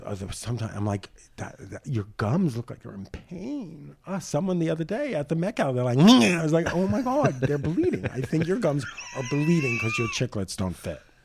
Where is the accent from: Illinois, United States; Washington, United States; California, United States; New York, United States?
New York, United States; New York City; I grew up in Howard Beach, Queens